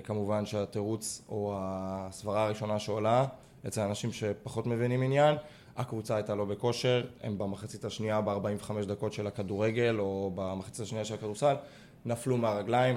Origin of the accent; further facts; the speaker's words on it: Israel; גם אני ישראלי, ואני מכיר את התרבות ספורט פה